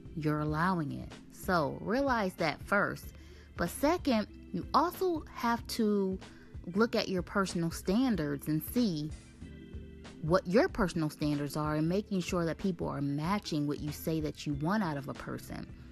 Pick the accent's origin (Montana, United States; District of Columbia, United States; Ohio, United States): Ohio, United States; moved away as an adult; Ohio is my home state, and I've lived in a few different states in the last eleven years or so